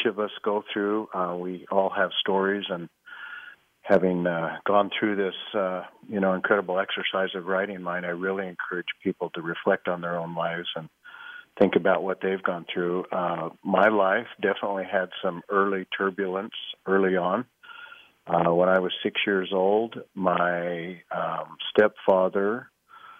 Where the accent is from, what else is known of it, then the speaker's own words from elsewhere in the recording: Montpelier, Idaho, United States; also born or lived in Germany; We were flown to America, where I was raised in Montpelier, Idaho.